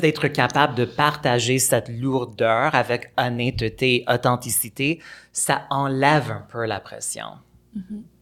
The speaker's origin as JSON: {"language": "French", "town": "Montreal", "region": "Quebec", "country": "Canada", "tie": "born or raised there", "said": "À Pierrefonds. Euh, c'est un banlieue de Montréal euh, assez anglophone"}